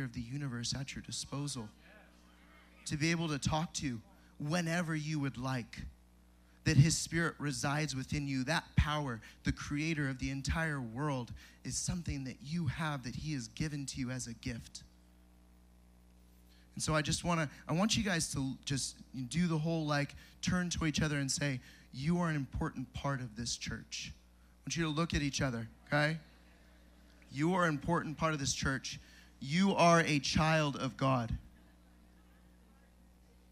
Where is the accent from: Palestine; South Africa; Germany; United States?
United States; San Diego, California; now in Tennessee, United States; I'm originally from San Diego, California